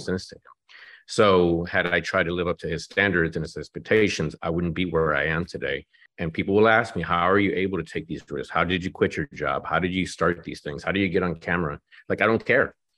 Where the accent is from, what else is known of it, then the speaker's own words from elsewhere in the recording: Mexico; now in Dallas, United States; I was born in Mexico.